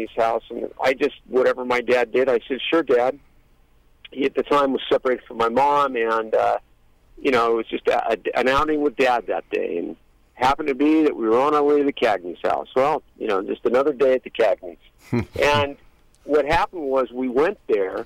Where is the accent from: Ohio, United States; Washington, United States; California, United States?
California, United States; Los Angeles; I grew up in Hollywood, and I've worked around a lot of people